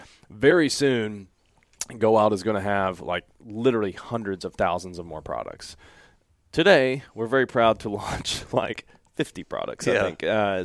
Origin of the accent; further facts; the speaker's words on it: Kentucky, United States; I grew up in Kentucky. By the time I was in fourth grade, I knew I would go to the University of Kentucky.